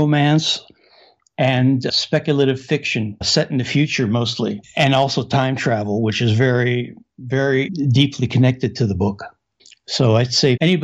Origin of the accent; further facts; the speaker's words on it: Pittsburgh, Pennsylvania, United States; also born or lived in Casablanca, Morocco; I was born in Casablanca, Morocco, and brought back to the U.S. as a five-year-old. And I grew up in Pittsburgh, Pennsylvania